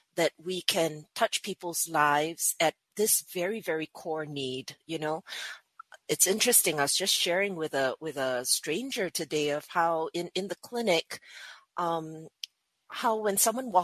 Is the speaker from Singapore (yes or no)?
yes; Singapore; I was born and bred in Singapore